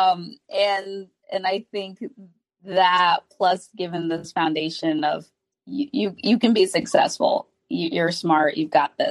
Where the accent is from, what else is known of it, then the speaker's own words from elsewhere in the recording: Haiti; I'm from Haiti, and we have a family that they're very huggy